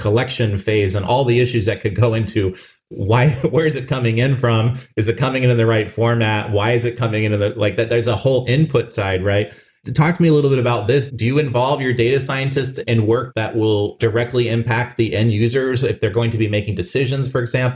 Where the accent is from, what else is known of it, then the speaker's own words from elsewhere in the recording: Phoenix, Arizona, United States; Albertsons was a family grocery store for me growing up in Phoenix, Arizona.